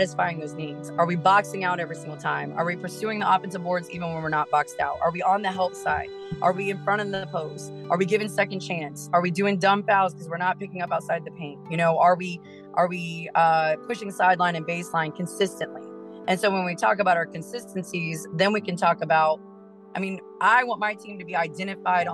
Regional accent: Urbana, Ohio, United States; moved away as an adult; now in Springfield, Illinois, United States; where I'm from, which I'm from Urbana, Ohio, I had a great high school coach

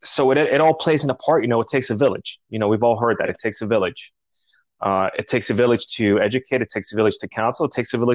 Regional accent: New York City, New York, United States; also born or lived in Colombia; now in California, United States; I grew up in New York and you know, we lived in Greenpoint, Queens, Bushwick

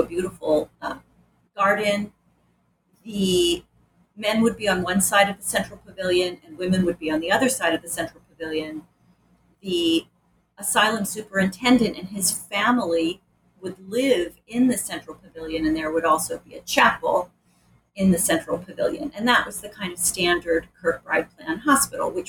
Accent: Rochester, New York, United States; I grew up in Rochester

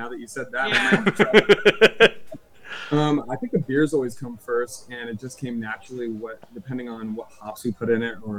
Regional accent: San Diego, California, United States; We are from San Diego, so we've got Ballast Point, we've got, you know, Modern Times down here, we've got a couple big breweries

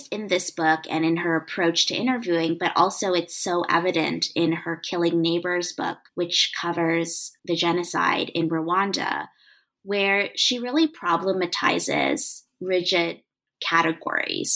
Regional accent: Canada; I am Canadian

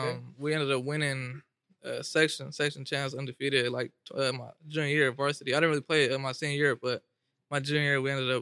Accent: Stockton, California, United States; also born or lived in Tracy, California; I was actually born in Tracy, but we actually ended up moving to Stockton when I was like two. So ever since then, I've just been in Stockton

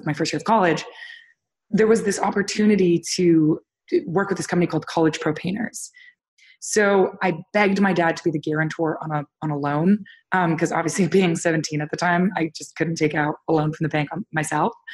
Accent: Toronto, Ontario, Canada; I was born and raised in Toronto, Canada, which was a great place to grow up.

